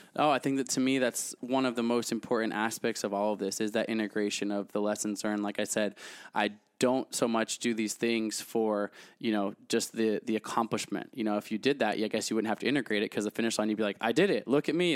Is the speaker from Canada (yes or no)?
no; United States; I'm American